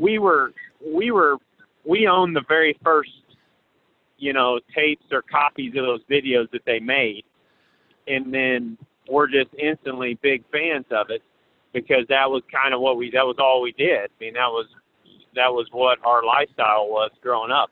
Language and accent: English; Paris, Missouri, United States; I'm from Paris, Missouri. It's a little town, about a thousand people in it, in northeast Missouri. And I basically just grew up around hunting nonstop